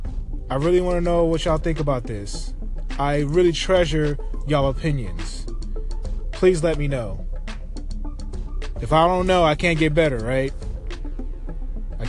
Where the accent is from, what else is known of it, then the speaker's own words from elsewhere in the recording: New York City, New York, United States; I'm from Queens